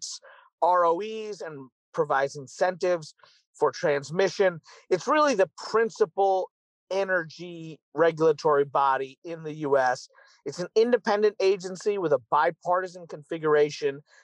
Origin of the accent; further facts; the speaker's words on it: Kentucky, United States; Kentucky, my home state in the U.S.